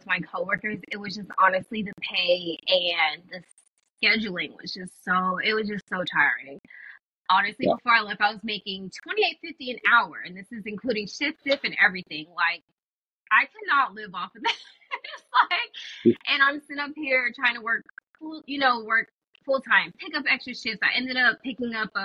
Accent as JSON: {"language": "English", "region": "California", "country": "United States", "also_born_or_lived": "Alabama", "moved": "as an adult", "said": "I'm from California, and I went to school all the way in Alabama, so I left, and that was, like, 3,000 miles away"}